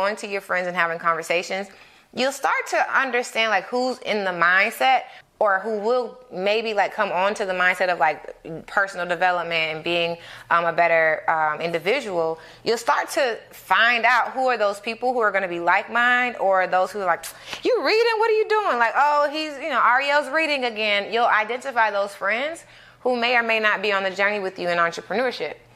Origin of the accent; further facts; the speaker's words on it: Atlanta, Georgia, United States; I grew up in Atlanta